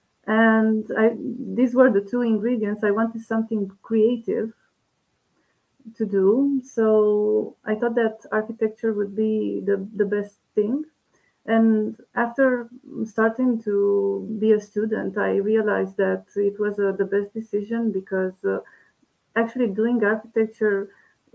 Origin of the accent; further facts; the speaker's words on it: Curtea de Argeș, Argeș, Romania; moved away; I did it in the school where I was a student in my middle school, in Curtea de Argeș, my hometown